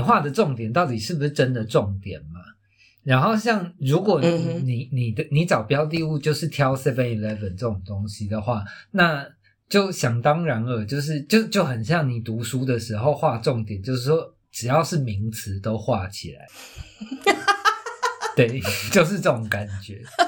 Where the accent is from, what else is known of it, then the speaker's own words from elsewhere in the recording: Taiwan; 我小时候在眷村长大，然后眷村就嗯。是，呃，它里面有非常多小巷子